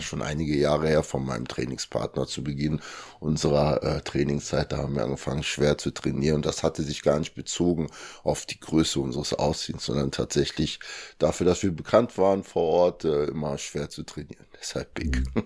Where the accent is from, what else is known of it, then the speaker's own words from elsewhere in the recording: Germany; also born or lived in Kinshasa, Democratic Republic of the Congo; bin dann mit zwei Jahren nach Deutschland gekommen mit meinen Eltern und meinen Geschwistern. Und ja, seitdem bin ich halt in Deutschland